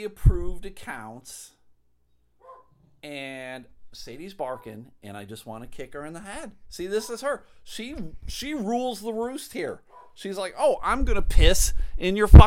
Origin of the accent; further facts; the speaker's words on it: United States; As an American citizen